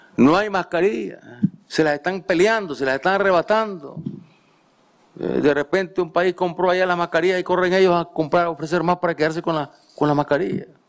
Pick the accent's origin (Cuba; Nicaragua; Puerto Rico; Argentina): Nicaragua; La Libertad, Chontales; yo nací en La Libertad, Chontales